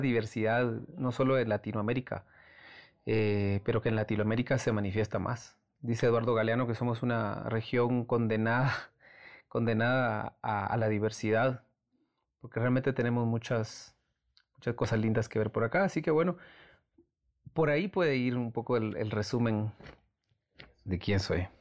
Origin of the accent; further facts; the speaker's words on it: Antigua Guatemala, Sacatepéquez, Guatemala; Antigua, que es como mi ciudad natal